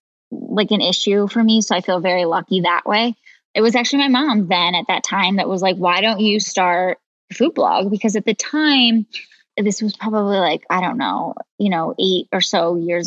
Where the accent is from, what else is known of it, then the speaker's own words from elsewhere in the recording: Colorado, United States; also born or lived in Ohio; we moved to Colorado when I was in sixth grade